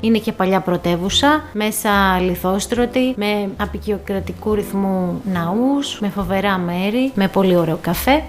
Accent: Greece; είμαι από την Ελλάδα

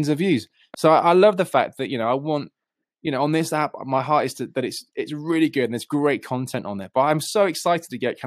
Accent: United Kingdom; I'm this Brit

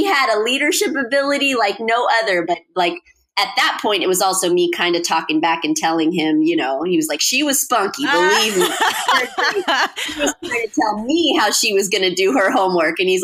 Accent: Fremont, California, United States; now in Los Angeles, United States; my hometown, which is Fremont.

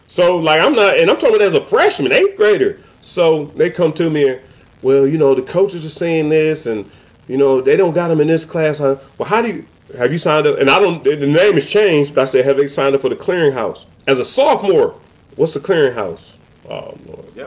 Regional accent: Cleveland, Ohio, United States; moved away; I'm from the Midwest and I grew up Big Ten

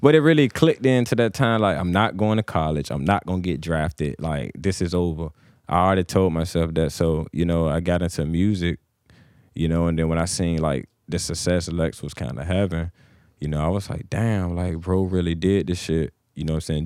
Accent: Suffolk, Virginia, United States; moved away as an adult; now in Chesapeake, United States; I was born, I'm from Suffolk

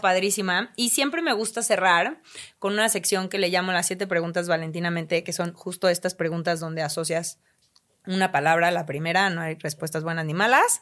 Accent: Mexico; como mexicana agradezco

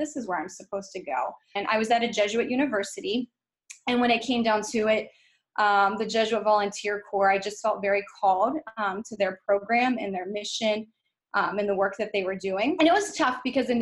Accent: West Virginia, United States; moved away as an adult; I was born and raised in West Virginia and lived there pretty much my entire life until the year after I graduated college

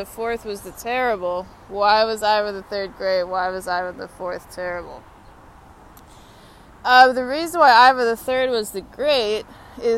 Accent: Texas, United States; now in Washington, D.C., United States; I'm from Texas.

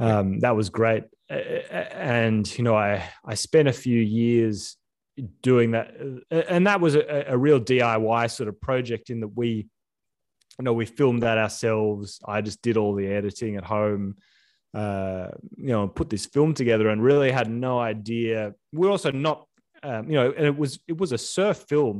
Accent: Sydney, New South Wales, Australia; We grew up in Sydney near the beach.

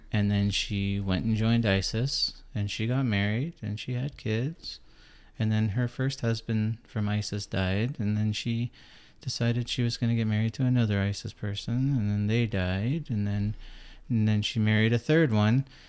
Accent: Canada; I'm Canadian

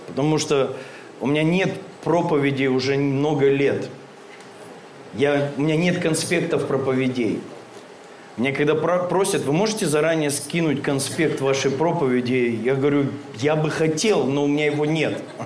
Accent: Krasnoyarsk, Krasnoyarsk Krai, Russia; мы из Красноярска оба. Он на одном берегу живет, я на другом

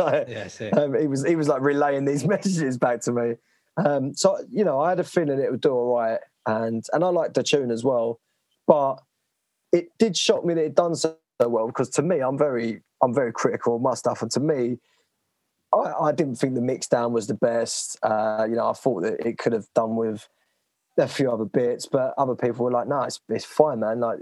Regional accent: Romford, London, United Kingdom; I grew up in Romford, which is fairly renowned for its like bars and sort of terrible clubs

